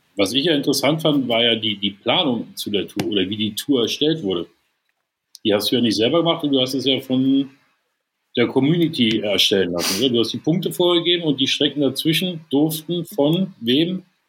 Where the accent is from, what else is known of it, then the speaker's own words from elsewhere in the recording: Berlin, Germany; Ich komme aus Berlin